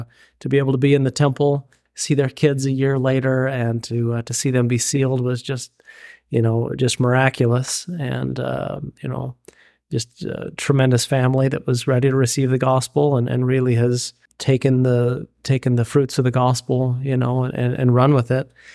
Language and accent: English; Payson, Utah, United States; moved away as an adult; also born or lived in Indiana; now in Oregon, United States; born and raised in Payson, Utah, small town of about eight thousand